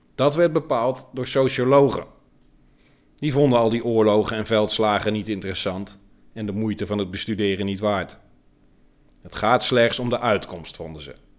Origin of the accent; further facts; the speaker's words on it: Netherlands; Ik ben een trotse Nederlander